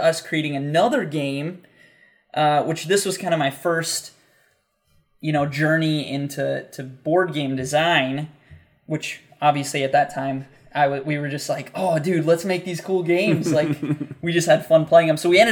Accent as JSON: {"language": "English", "country": "United States", "tie": "born or raised there", "said": "growing up in the United States"}